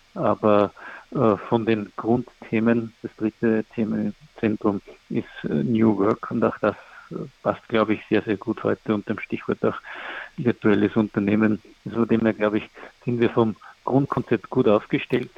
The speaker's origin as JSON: {"language": "German", "country": "Austria", "said": "Ich komme aus Österreich"}